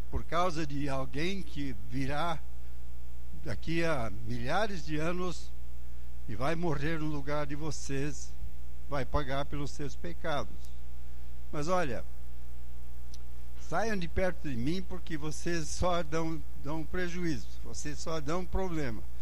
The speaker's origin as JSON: {"language": "Portuguese", "country": "Angola", "tie": "born there", "said": "eu pessoalmente, que nasci lá em Angola, na África, onde meus pais eram missionários, se não tenho a cor da África é porque Deus deixou fora a cor, né? Ah, mas ah, sou africano."}